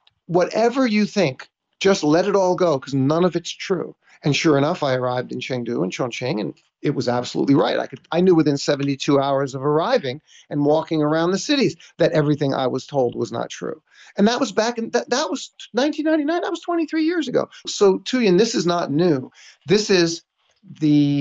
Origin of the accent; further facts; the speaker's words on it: Yonkers, New York, United States; moved away as an adult; also born or lived in Los Angeles; as a young boy, we grew up in Yonkers, New York